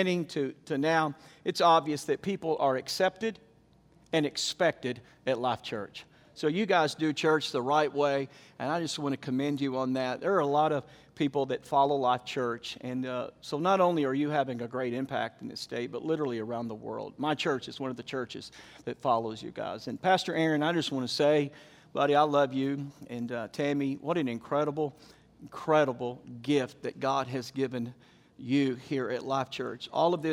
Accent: the South, United States; where I came from in the South

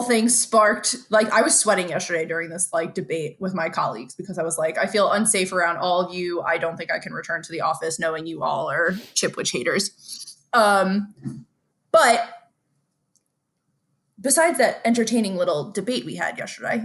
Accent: United States; as an American

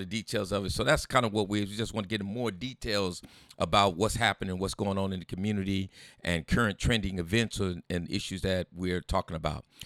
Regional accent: San Diego, California, United States; I grew up over in the West Coast here. That's, you know, with the Latino gangs is Sherman and Logan Heights

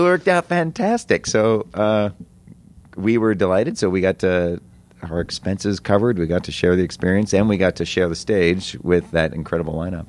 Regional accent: United States; we're American

